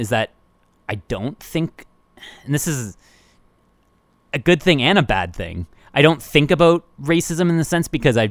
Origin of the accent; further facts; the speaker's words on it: Woodstock, Ontario, Canada; also born or lived in Toronto; us being raised in Woodstock, or in and around Woodstock, Ontario